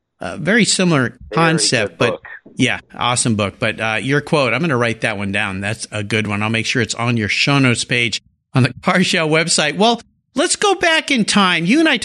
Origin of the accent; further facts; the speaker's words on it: San Diego County, California, United States; I grew up in San Diego County.